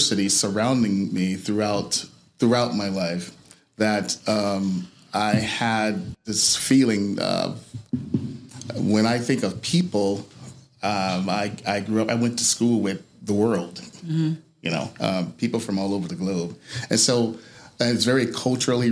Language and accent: English; Chicago, Illinois, United States; now in California, United States; Born and raised on the south side of Chicago, Robert Taylor Projects